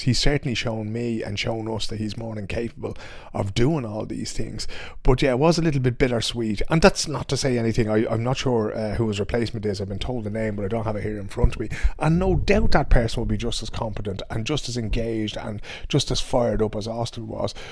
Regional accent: Dublin, County Dublin, Ireland; now in Sweden; I'm from Dublin, right?

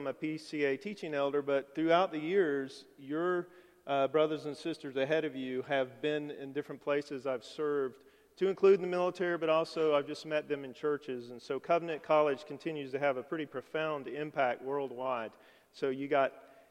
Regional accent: Alabama, United States; moved away as an adult; we were both born and raised in Alabama. I'd never lived anywhere else.

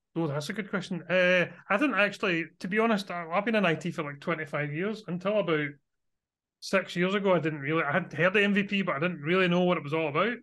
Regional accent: Scotland, United Kingdom; you might be able to guess from my accent, I am from Scotland, so I live near Glasgow in Scotland.

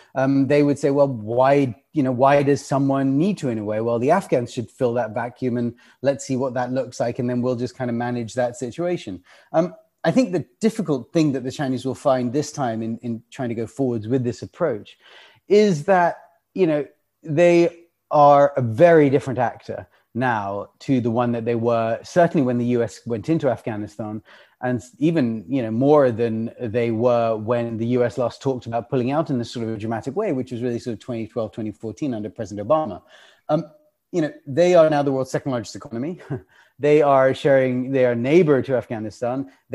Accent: United Kingdom; me being a British person

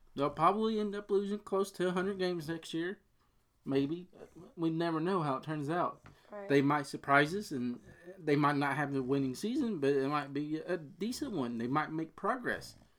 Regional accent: Cincinnati, Ohio, United States; we're both from the Cincinnati area.

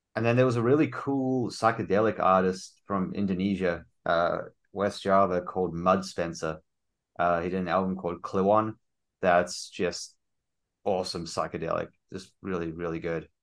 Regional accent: South Africa; moved away; I'm originally South African.

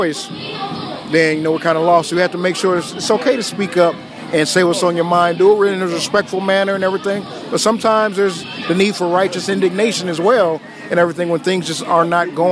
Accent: Los Angeles, California, United States; also born or lived in Gardena / Harbor City / Hawthorne; I grew up in the L.A. County area, so Los Angeles, Harbor City, and every Gardena, Hawthorne

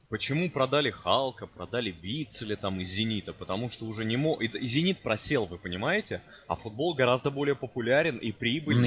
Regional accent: Moscow, Russia; Я как москвич

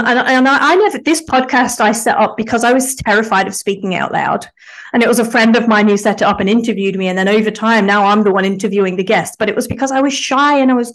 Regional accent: England, United Kingdom; now in Australia; I'm in Australia. I'm English

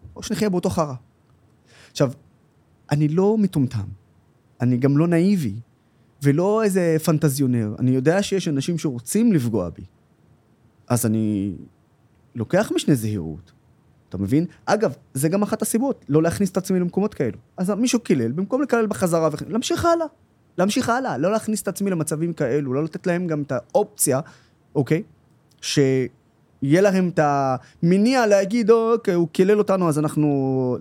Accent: Israel; כערבי ישראלי

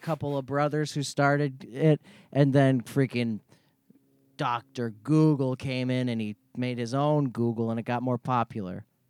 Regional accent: Florida, United States; I'm from Florida.

